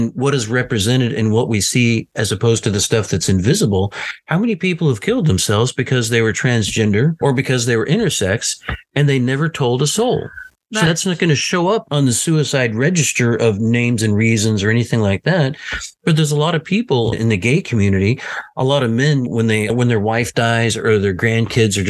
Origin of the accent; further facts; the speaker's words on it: the South, United States; living and growing up in the South